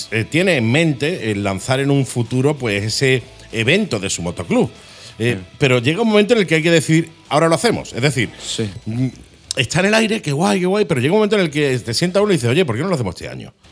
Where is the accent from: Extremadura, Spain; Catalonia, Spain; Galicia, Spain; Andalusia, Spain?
Andalusia, Spain; Málaga; somos malagueños